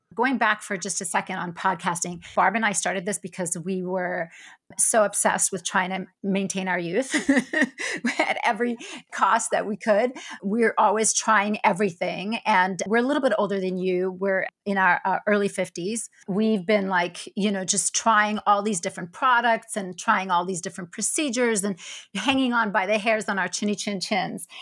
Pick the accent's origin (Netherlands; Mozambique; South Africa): South Africa; moved away; also born or lived in Israel; I was born in Israel, and I grew up in South Africa